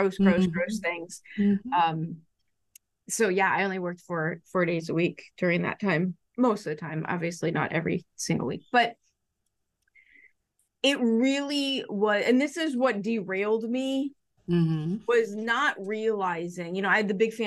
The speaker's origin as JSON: {"language": "English", "town": "Chicago", "region": "Illinois", "country": "United States", "tie": "born or raised there", "said": "I grew up in Chicago. I live in the suburbs."}